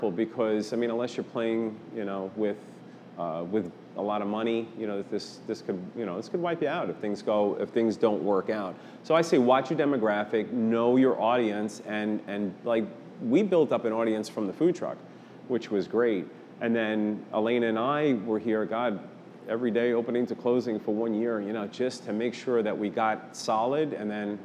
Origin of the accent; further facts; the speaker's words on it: New York, United States; moved away; I'm originally from New York